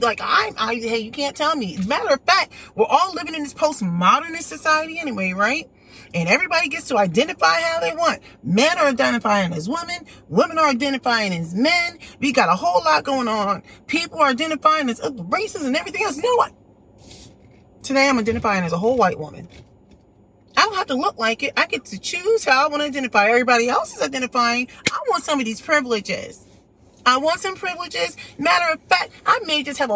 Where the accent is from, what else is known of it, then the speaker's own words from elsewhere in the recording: United States; I was born here in the United States.